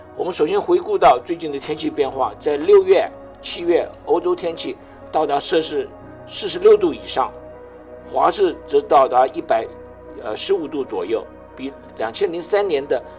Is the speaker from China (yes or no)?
no; Taiwan; moved away; 我， 我从台湾来